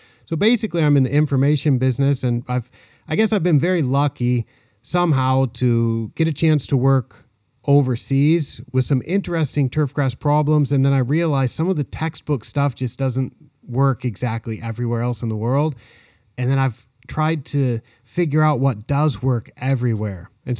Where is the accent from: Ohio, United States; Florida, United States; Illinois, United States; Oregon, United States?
Oregon, United States; Willamette Valley; moved away as an adult; now in Thailand; I was born in Oregon in the Willamette Valley, where all the grass seed is grown. And I grew up there